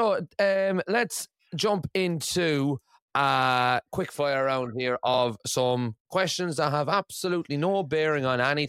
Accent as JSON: {"language": "English", "country": "Ireland", "said": "obviously my wife is Scottish and I'm Irish, so our daughter is Skyrish."}